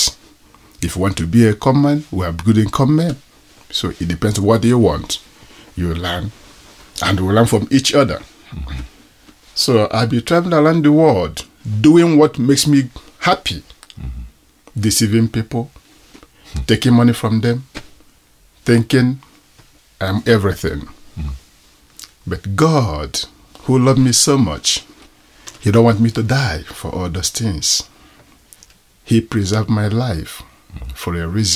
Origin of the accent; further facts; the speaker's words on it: Igboland, Nigeria; accent: Nigerian; also born or lived in Israel / Greece; now in Uganda; I'm a Nigerian by tribe. I'm from Igbo.